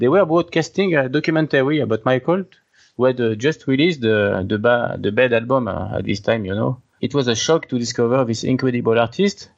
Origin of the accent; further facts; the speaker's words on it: Nancy, Grand Est, France; English is a second language; I was born in Nancy, in the French Alps, in 1979, and I grew up in the same area.